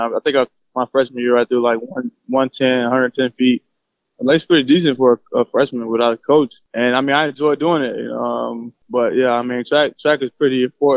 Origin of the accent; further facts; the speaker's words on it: Altamonte Springs, Florida, United States; also born or lived in Orlando, Florida; I was born in Orlando, Florida. I was raised in Altamont Springs, Florida, Orlando, Papa area.